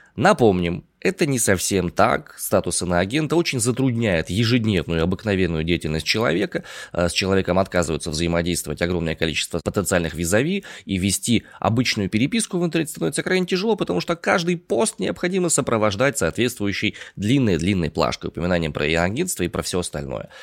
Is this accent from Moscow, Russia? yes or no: no; Omsk, Omsk Oblast, Russia; я родом из Омска, и в Омске сейчас я нахожусь